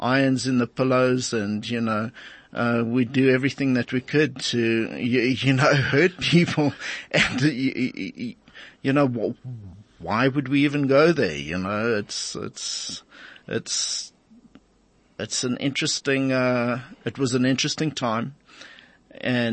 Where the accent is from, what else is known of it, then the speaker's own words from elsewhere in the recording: South Africa; the culture that we grew up with in South Africa